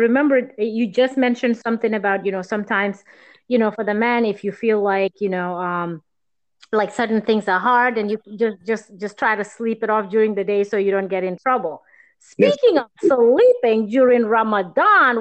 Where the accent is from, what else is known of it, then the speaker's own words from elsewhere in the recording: Gambia; moved away; growing up in Gambia and where I am now today